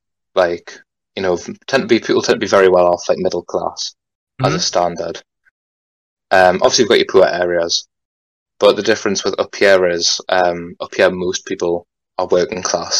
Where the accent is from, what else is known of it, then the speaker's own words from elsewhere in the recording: Newcastle upon Tyne, North East England, United Kingdom; accent: Geordie; Where I'm from, because in Newcastle, like, the people here speak fucking weird.